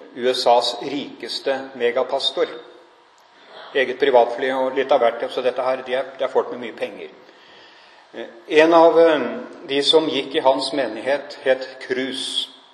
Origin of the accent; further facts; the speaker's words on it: Norway; Jeg er nordmann, jeg bor her